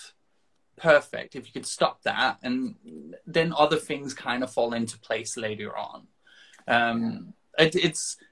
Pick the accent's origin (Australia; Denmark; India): Denmark; moved away; I'm from Denmark originally.